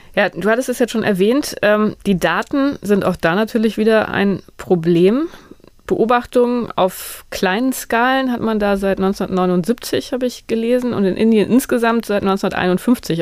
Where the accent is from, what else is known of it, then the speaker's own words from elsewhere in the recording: Northern Germany, Germany; moved away; ich komme aus dem Norden